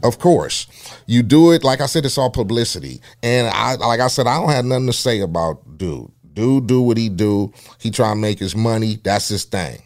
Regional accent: Compton, California, United States; being a young cat growing up in Compton

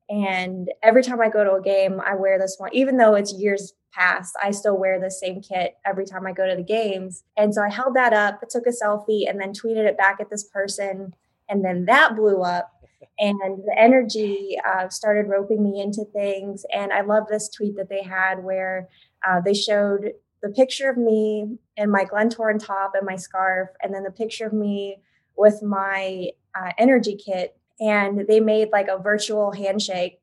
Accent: Oklahoma, United States

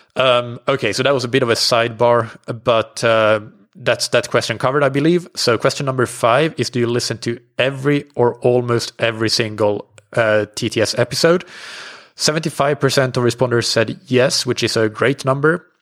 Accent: Finland; now in Portugal; I'm based in, uh, Portugal. I'm from Finland.

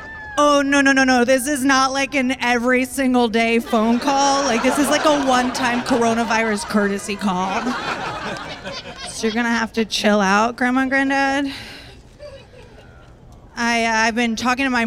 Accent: Tampa, Florida, United States; now in Brooklyn, United States; I am originally from Tampa, Florida

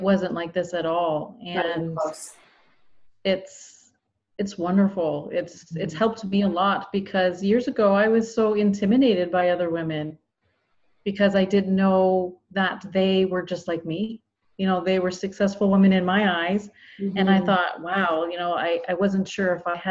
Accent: Campbellford, Ontario, Canada; also born or lived in Scarborough, Ontario / Pickering, Ontario; from Campbellford, Ontario. I've lived here most of my life, but I was in Scarborough and Pickering prior to that.

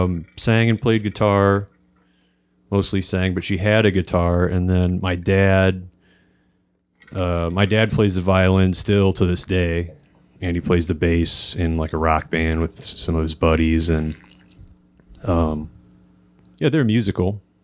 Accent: Ferguson, Missouri, United States; I grew up in Ferguson, Missouri.

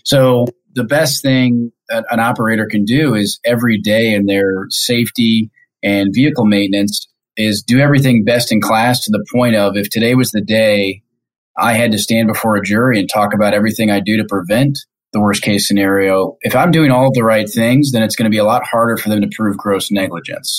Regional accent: Kansas City, Missouri, United States; moved away as an adult; now in Detroit, United States; I'm originally from Kansas City, born and raised.

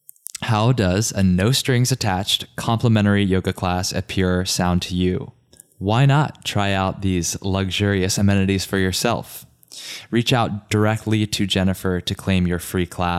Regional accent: Richmond, Virginia, United States; moved away; also born or lived in New York City / Puerto Rico; Richmond, Virginia, my hometown.

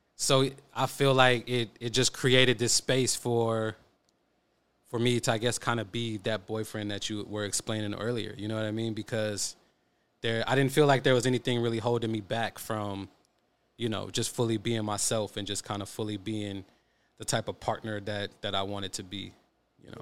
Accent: Oakland, California, United States; I'm from East Oakland

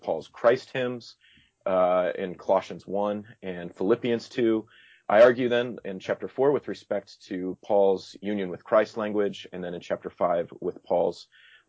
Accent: Iowa, United States; now in Illinois, United States; I'm actually from Iowa, so I would refer to myself as an Iowan

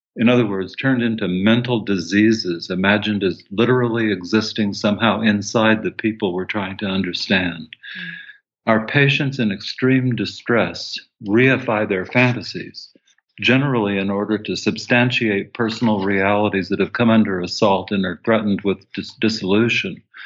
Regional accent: Tucson, Arizona, United States; I grew up in Tucson, Arizona, and, and went to the university there.

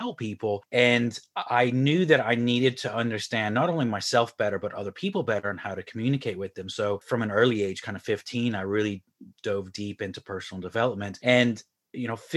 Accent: Houston, Texas, United States; moved away as an adult; now in Ireland; I'm originally from Houston, Texas, moved to Ireland about 15 years ago

